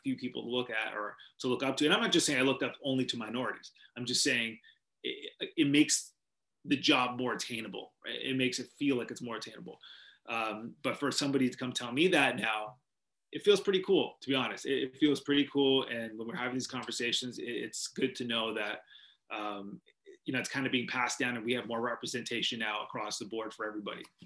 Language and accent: English; Vancouver, British Columbia, Canada; moved away; I grew up in Vancouver, British Columbia